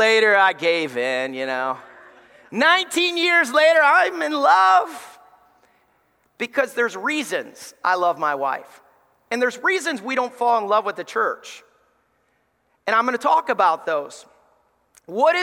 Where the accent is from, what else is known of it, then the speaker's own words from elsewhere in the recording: Alabama, United States; I grew up in church in Alabama